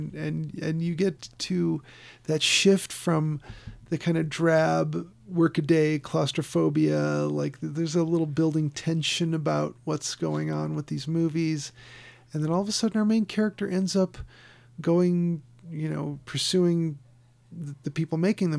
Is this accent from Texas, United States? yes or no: no; Chicago, Illinois, United States; being Southside Irish from Chicago